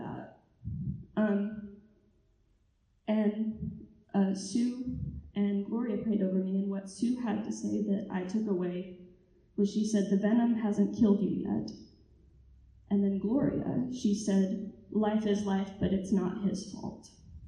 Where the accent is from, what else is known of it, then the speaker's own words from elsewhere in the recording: Texas, United States; moved away as an adult; I was raised in Texas